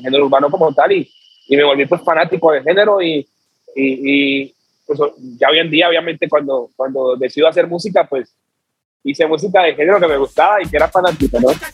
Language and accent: Spanish; Chocó, Colombia; soy de Chocó